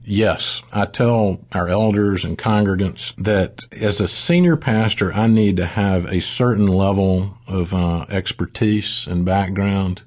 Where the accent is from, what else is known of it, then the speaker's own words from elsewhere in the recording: South Mississippi, United States; moved away as an adult; also born or lived in Saint Louis, Missouri / Austin, Texas; now in Birmingham, United States; We moved to Mississippi, where I grew up in South Mississippi, went to school at Ole Miss